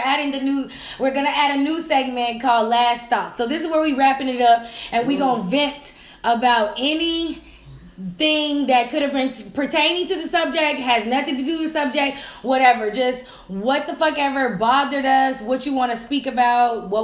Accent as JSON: {"language": "English", "region": "the South", "country": "United States", "said": "We from the South. I'm from the South."}